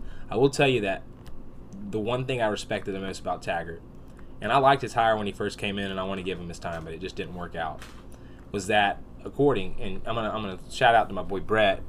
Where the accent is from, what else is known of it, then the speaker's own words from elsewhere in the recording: Tallahassee, Florida, United States; this is my hometown